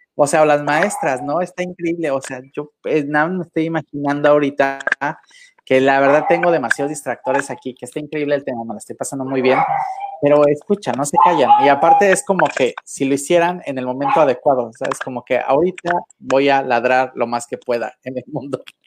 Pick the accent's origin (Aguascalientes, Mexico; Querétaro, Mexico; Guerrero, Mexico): Guerrero, Mexico; Acapulco; moved away; yo soy de Acapulco, desde mi tierra querida, desde mi pueblo adorado